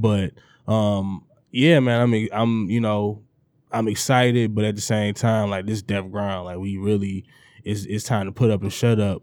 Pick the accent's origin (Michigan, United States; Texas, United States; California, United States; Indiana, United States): Michigan, United States; Detroit; the East Sider